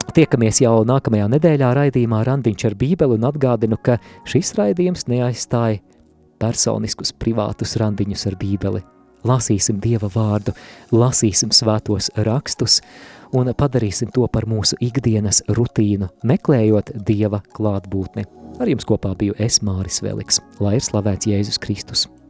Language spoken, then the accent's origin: Latvian; Latvia